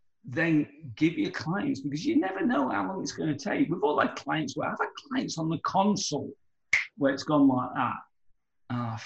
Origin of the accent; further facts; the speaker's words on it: United Kingdom; moved away; I'm British